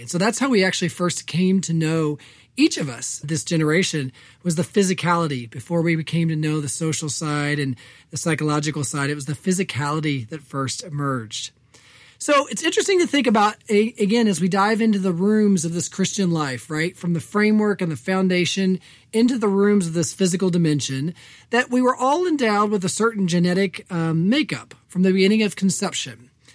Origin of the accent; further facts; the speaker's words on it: Evansville, Indiana, United States; moved away; growing up on the West Side